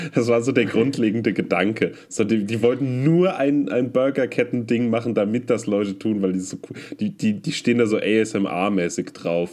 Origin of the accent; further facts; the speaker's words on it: Münster, North Rhine-Westphalia, Germany; moved away; die Mundart meiner Heimatstadt, und zwar Münster